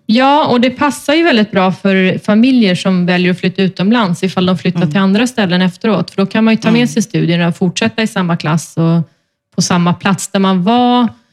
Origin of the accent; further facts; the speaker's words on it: Sweden; now in Spain; hemma i Sverige